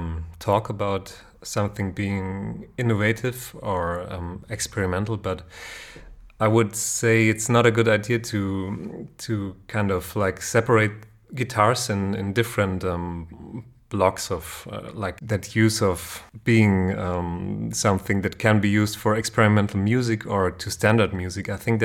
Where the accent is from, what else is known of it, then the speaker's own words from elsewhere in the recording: Kassel, Hesse, Germany; I'm from Kassel